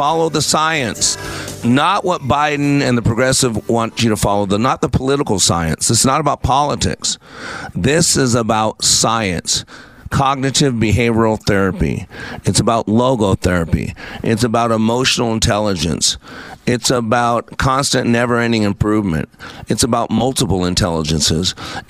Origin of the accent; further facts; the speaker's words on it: Philippines; I'm Filipino, and everybody watching the fight is Filipino